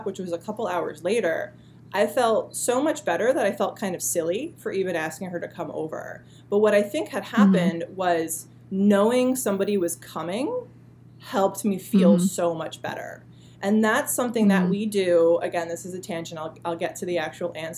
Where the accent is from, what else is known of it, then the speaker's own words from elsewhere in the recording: New Jersey, United States; also born or lived in Boulder, Colorado; now in New York, United States; I'm originally from New Jersey